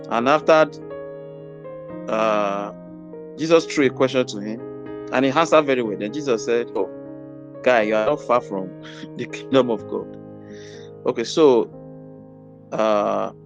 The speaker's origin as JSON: {"language": "English", "town": "Ede", "region": "Osun", "country": "Nigeria", "tie": "born or raised there", "said": "I left my hometown, that's Eden, Osun State, for Ibadan"}